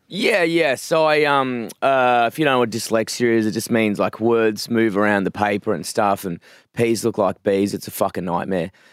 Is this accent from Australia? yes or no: yes; Perth, Western Australia, Australia; moved away as an adult; now in Melbourne, Australia; I grew up in a, a s, like a, a small town, I wouldn't say town, a small suburb, like a very suburban town called Forest Field, um, which is kind of inland from Perth